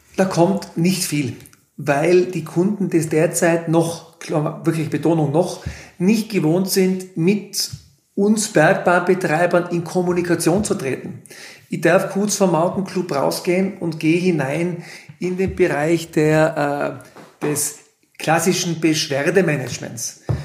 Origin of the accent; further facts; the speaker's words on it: Innsbruck area, Tyrol, Austria; moved away as an adult; now in Kleinwalsertal, Austria; Man hört es am Dialekt. Ich komme aus Tirol, aus dem Großraum Innsbruck